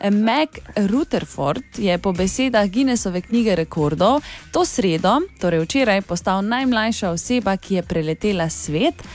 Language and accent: Slovenian; Oplotnica, Drava, Slovenia; prihajam iz Oplotnice, mi pa rečemo, štorkla je iz gnezda vrgla tri mladiče.